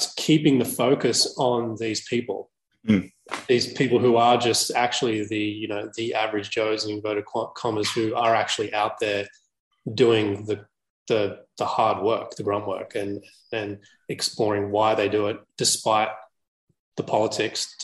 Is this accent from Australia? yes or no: yes; Australia; growing up in Australia, but I grew up in the burbs